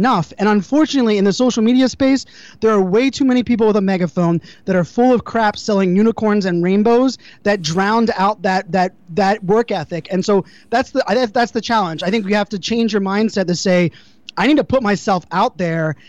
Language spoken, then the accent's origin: English; Pittsburgh, Pennsylvania, United States; I grew up in Pittsburgh, Pennsylvania, you know, blue collar town